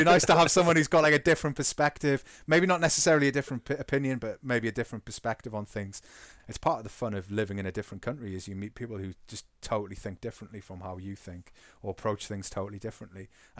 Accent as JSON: {"language": "English", "region": "England", "country": "United Kingdom", "said": "If you hadn't realised, we're English, and therefore we are contractually obliged to talk about what happened on Sunday"}